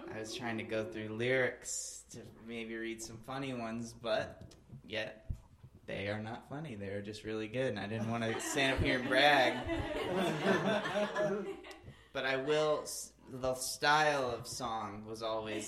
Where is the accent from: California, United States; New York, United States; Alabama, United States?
Alabama, United States; I grew up in Alabama